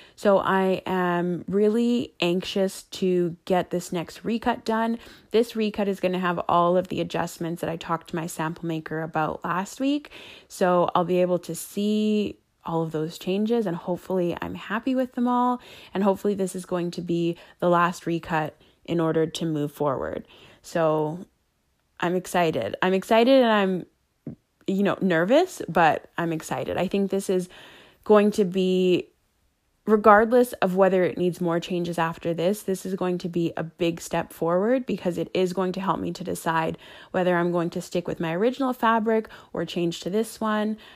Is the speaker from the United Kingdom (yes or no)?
no; Canada; I'm Canadian